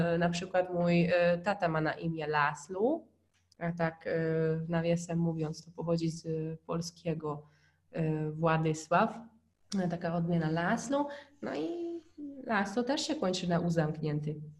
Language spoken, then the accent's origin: Polish; Hungary; Polish is a second language; now in Poland; jak po raz pierwszy był u nas na Węgrzech, e, to spędził z nami właśnie cztery dni w domu naszych, moich rodziców